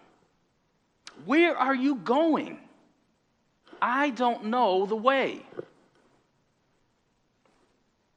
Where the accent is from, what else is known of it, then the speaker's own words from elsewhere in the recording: Connecticut, United States; moved away as an adult; now in Boston, United States; from Connecticut